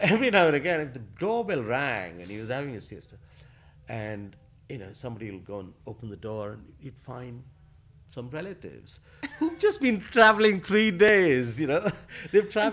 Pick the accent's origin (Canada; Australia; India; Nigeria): India; Asansol, West Bengal; now in London, United Kingdom; growing up in Asansol